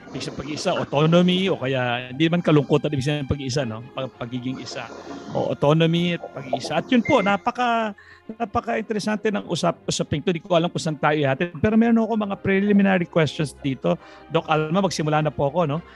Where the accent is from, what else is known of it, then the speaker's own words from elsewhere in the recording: Philippines; ako ay Pilipino